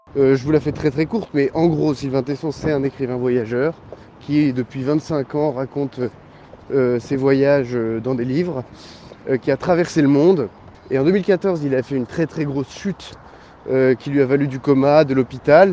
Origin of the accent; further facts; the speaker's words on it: La Hague, Normandy, France; jusqu'à la pointe de la Hague, dans le Cotentin, euh, qui est par ailleurs là où j'ai grandi